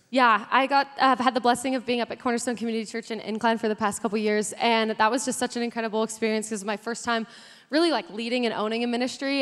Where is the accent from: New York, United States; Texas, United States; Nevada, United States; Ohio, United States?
Nevada, United States; Carson City; So I feel like I was born and raised there. We moved there when I was eight, so I call myself a Carson City native